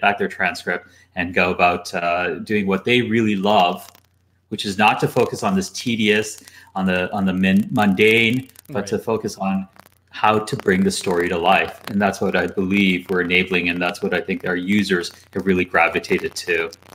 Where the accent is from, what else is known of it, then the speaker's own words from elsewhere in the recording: Canada; moved away as an adult; also born or lived in London; I'm originally from Canada, but after college moved to London